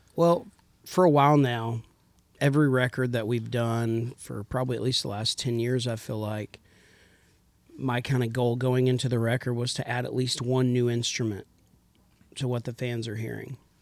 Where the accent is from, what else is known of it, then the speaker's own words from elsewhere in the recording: Idalou, Texas, United States; also born or lived in Lubbock, Texas; I grew up in Texas